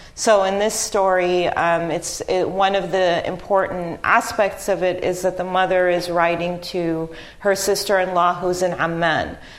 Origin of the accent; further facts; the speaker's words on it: Lebanon; now in Haifa, Israel; I'm a Palestinian, and my family is from, uh, was born in 19, my parents were born in 1944. Um, so they were children in the Nakba in 1948 and I was born in Lebanon.